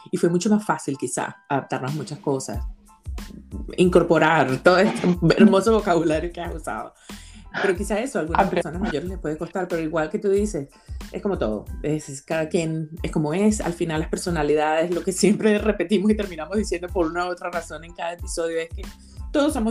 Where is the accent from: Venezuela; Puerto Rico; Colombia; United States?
Venezuela; moved away as an adult; now in Spain; Soy voy venezolana